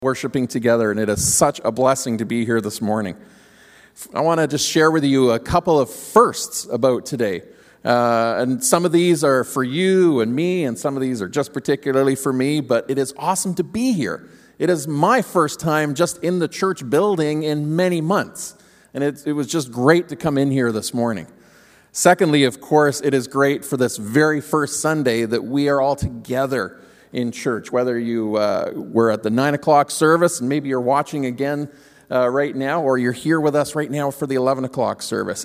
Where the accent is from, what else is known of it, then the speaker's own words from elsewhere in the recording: Ontario, Canada; moved away; we grew up in Ontario